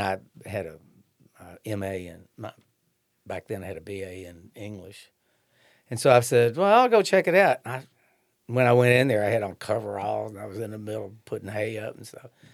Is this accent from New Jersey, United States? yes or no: no; Shelbyville, Kentucky, United States; also born or lived in Eminence, Kentucky; now in Frankfort, United States; I grew up in Shelbyville. Well, actually, I was born in Eminence, then I grew up in Shelbyville